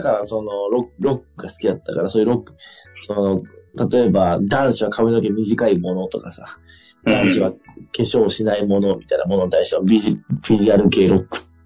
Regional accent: Fukui, Japan; 地元では福井県の教育委員会と組んで

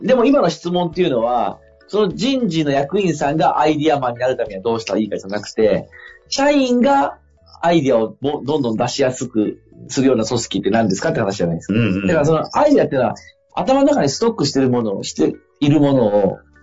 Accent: Sabae, Fukui, Japan; その地元福井の鯖江という町

